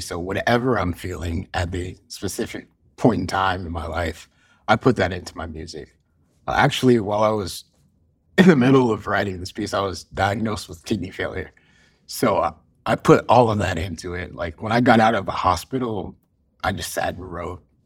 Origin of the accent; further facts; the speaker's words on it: Cincinnati, Ohio, United States; I was, uh, born and raised in Cincinnati, Ohio